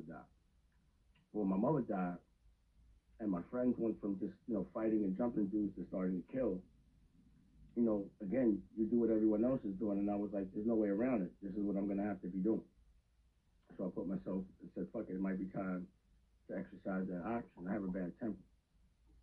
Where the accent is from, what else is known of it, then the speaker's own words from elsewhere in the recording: New York City, New York, United States; also born or lived in Bronx, New York; I was born in the Bronx, raised in East Harlem